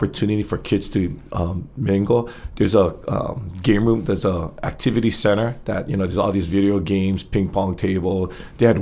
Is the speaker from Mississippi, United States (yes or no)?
no; Hawaii, United States; we're from Hawaii and represent our great state of Hawaii